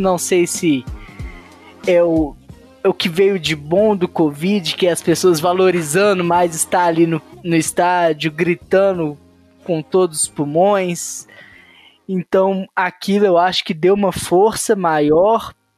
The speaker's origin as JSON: {"language": "Portuguese", "town": "Belo Horizonte", "region": "Minas Gerais", "country": "Brazil", "said": "sou de Belo Horizonte"}